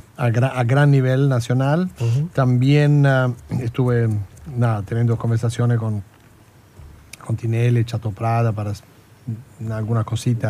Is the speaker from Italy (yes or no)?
yes; Italy; now in Argentina; de donde yo vengo, de Italia